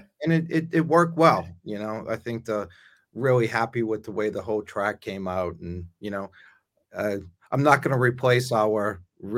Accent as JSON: {"language": "English", "town": "New Orleans", "region": "Louisiana", "country": "United States", "tie": "born or raised there", "moved": "yes"}